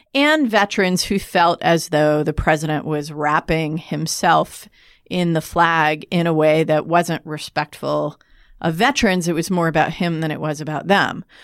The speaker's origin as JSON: {"language": "English", "country": "United States", "said": "as an American"}